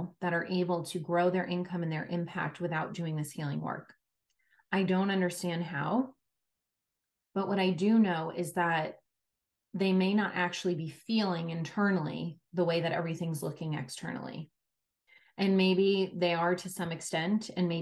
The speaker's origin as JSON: {"language": "English", "region": "New York", "country": "United States", "tie": "born or raised there", "said": "I come from New York, where we had to take Regents exams in high school"}